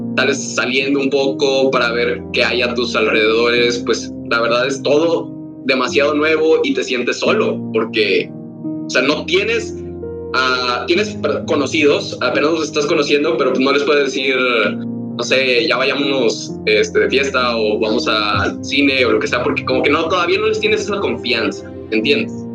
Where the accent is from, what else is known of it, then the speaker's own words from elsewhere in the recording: Ciudad Victoria, Tamaulipas, Mexico; accent: norteño; moved away as an adult; now in Monterrey, Mexico; Soy de Ciudad Victoria y actualmente estoy en Monterrey.